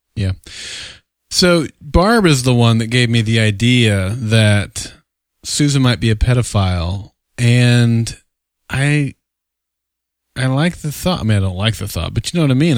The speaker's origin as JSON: {"language": "English", "region": "Oklahoma", "country": "United States", "tie": "born or raised there", "said": "every young child growing up in Oklahoma, we lived in a trailer park"}